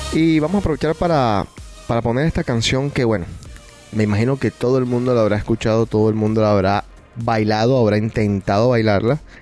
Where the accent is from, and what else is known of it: Colombia; now in Boston, United States